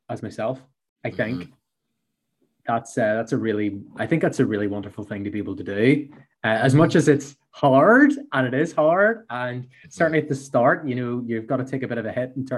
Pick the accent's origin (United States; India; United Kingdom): United Kingdom; Belfast, Northern Ireland; accent: Belfast; So I worked for 8 years in a small company here in Belfast, which my accent maybe gives away